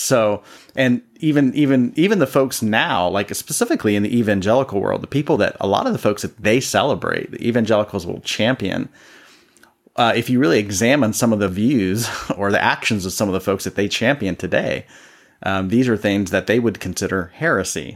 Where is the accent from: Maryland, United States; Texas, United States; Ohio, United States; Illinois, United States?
Ohio, United States; Columbus; I'm originally from Columbus, Ohio, which means I'm a Buckeye fan.